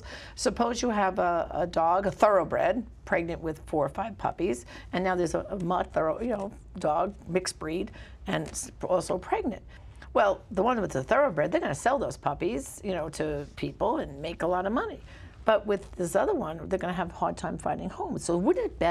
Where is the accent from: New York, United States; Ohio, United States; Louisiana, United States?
New York, United States; New York City; I grew up in Brooklyn, but I taught public school in Staten Island